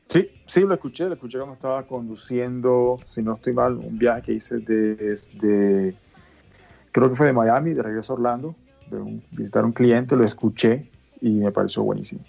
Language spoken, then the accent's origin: Spanish; Bogotá, Colombia; cuando era pequeño, eh, en Bogotá